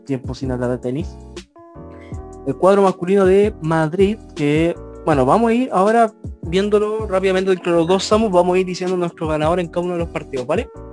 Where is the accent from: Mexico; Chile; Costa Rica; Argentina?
Chile